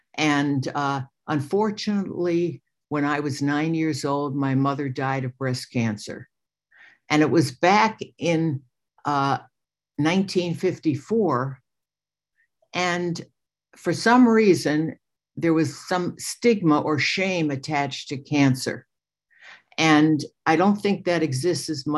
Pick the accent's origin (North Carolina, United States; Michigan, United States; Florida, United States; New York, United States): New York, United States; New York City; I was born May 24th, 1945, into a Jewish family in New York. I was born in Brooklyn, New York